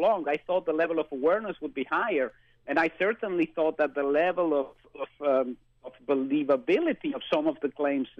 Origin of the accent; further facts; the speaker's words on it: Mexico City, Mexico; moved away; I was born and spent most of my youth in Mexico City